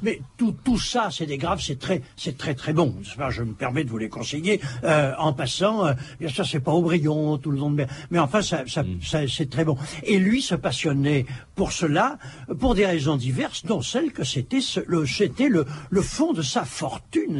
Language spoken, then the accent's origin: French; Bordeaux, Nouvelle-Aquitaine, France; en tant que bordelais